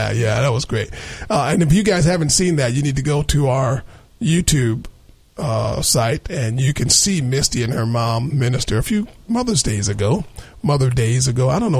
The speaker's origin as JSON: {"language": "English", "region": "New Jersey", "country": "United States", "said": "I was going to throw a Texan accent in there, but I'm from Jersey, so I'm going to stay away from that."}